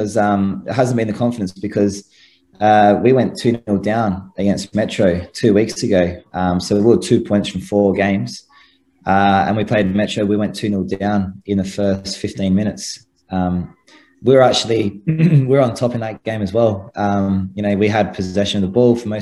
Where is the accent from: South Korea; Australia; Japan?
Australia; Adelaide, South Australia; I'm from Adelaide